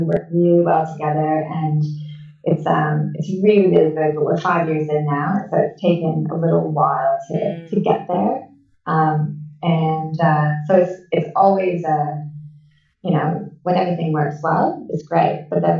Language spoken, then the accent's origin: English; Canada; And I've lived all over the world. And so I had people I'm Canadian. I had people from Canada.